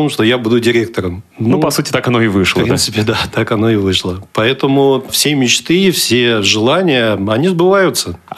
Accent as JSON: {"language": "Russian", "town": "Kaliningrad", "region": "Kaliningrad Oblast", "country": "Russia", "tie": "born or raised there", "said": "я калининградец, я родился в Калининграде, учился в Калининграде и э, работаю сейчас в данный момент тоже в Калининграде."}